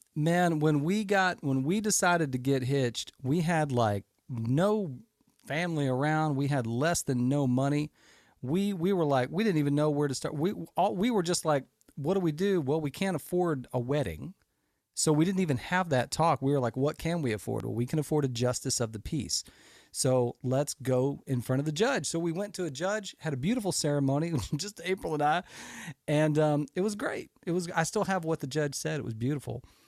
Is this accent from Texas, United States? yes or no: yes; Houston, Texas, United States; I grew up in America. I grew up in Houston, Texas, one of the largest cities in the country.